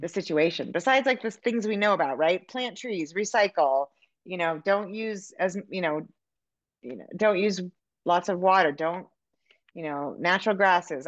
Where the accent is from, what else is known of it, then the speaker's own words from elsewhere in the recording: California, United States; now in Montana, United States; I'm from California and I live in Montana